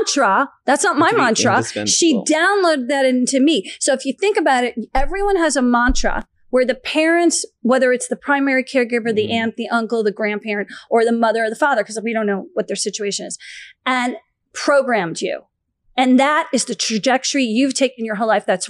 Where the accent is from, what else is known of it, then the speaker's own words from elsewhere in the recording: Short Hills, New Jersey, United States; also born or lived in Florida; now in Los Angeles, United States; when I was growing up in Short Hills, New Jersey